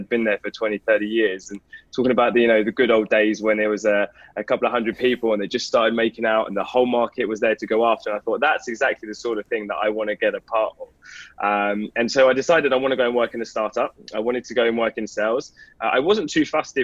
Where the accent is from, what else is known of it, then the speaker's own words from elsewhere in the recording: London, United Kingdom; also born or lived in north of England; So you can probably tell a little bit by my accent that I'm from the UK. So I was born and raised in London in a place called Enfield